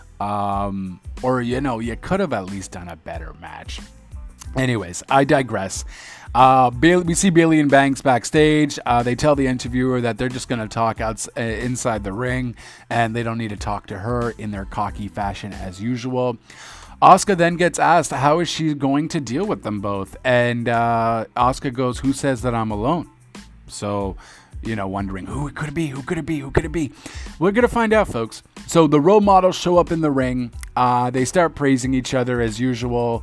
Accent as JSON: {"language": "English", "country": "Canada", "said": "I'm Canadian"}